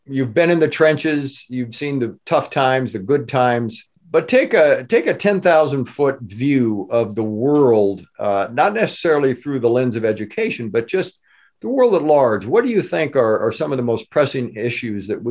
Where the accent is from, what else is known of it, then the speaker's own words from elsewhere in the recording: California, United States; also born or lived in Wisconsin; I'm a cheesehead by birth.